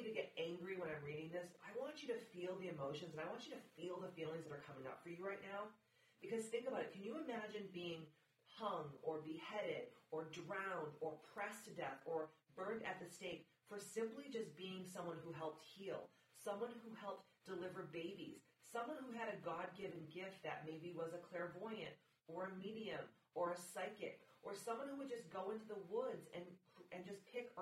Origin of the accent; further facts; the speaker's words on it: Massachusetts, United States; I'm a Mass hole, so I was born and raised in Massachusetts.